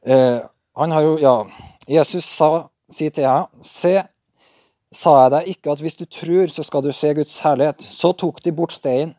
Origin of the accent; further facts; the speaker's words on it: Berkåk, Trøndelag, Norway; moved away; jeg er fra Berkåk